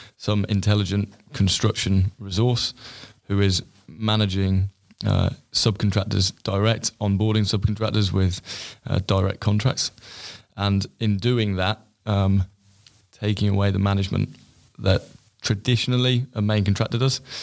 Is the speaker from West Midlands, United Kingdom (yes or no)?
yes; Stratford-upon-Avon, West Midlands, United Kingdom; moved away as an adult; now in London, United Kingdom; my hometown in Stratford, Stratford upon Avon.